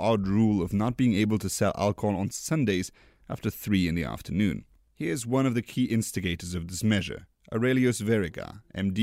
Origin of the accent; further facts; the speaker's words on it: Luxembourg; Luxembourg, my home country